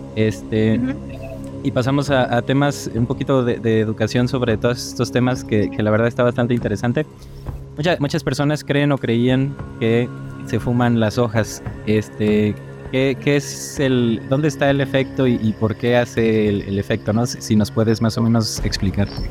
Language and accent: Spanish; Mexico; yo soy de México